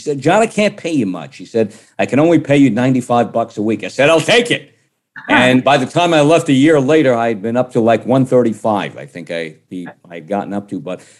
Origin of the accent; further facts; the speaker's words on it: New York City, New York, United States; moved away; also born or lived in Orange County, New York; I came from East Harlem.